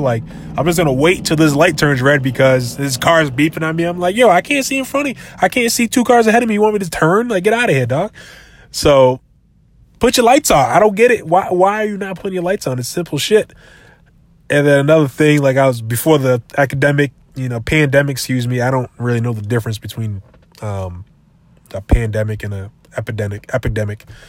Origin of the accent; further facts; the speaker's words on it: Brockton, Massachusetts, United States; also born or lived in New Bedford, Massachusetts; I lived, I lived in, uh, Brockton most of my life, though. I, I was kinda raised in Brockton